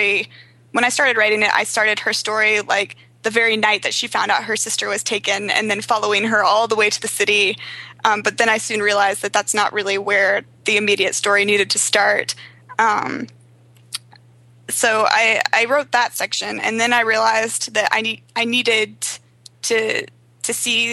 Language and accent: English; the South, United States; also born or lived in South Korea; I grew up in the South